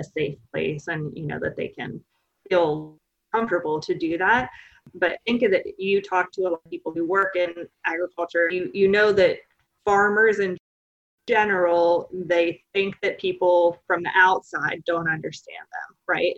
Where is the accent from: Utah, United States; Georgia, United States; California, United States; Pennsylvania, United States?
Pennsylvania, United States; right outside of Pittsburgh; moved away as an adult; also born or lived in Findlay, Ohio / Lexington, Kentucky; now in Starkville, United States; I don't have a Mississippi accent. I'm originally from Pennsylvania, right outside of Pittsburgh.